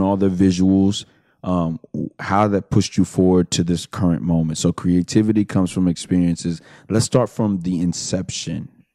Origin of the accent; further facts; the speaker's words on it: Houston, Texas, United States; I'm from the Southwest too, Fondren and uh-huh. West Airport